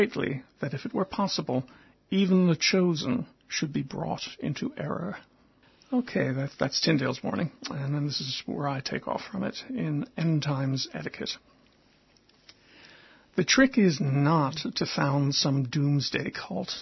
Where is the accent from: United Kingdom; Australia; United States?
United States; as an American with some inside experience of the evangelical mindset